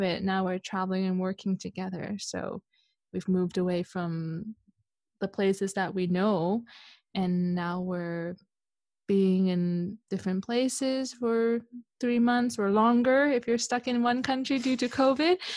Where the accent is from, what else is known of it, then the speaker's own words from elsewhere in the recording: Canada; moved away as an adult; also born or lived in Hong Kong / Switzerland; I was born in Hong Kong. I grew up in Canada